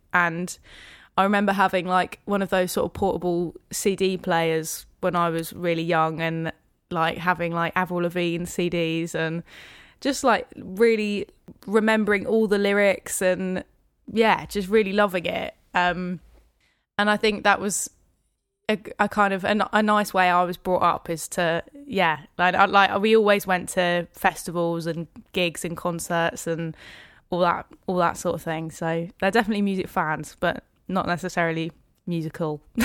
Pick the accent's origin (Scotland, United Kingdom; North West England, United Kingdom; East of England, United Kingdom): East of England, United Kingdom; Hertfordshire, near St Albans; also born or lived in Dunstable / Lewisham, London; now in London, United Kingdom; I grew up in Hertfordshire, so k-, kind of in a little village just outside Saint Albans.